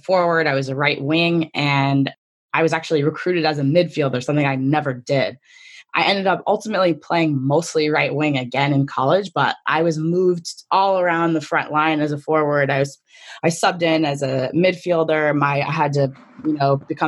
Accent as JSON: {"language": "English", "region": "Connecticut", "country": "United States", "said": "I'm from Connecticut, so I wanted to go to UConn"}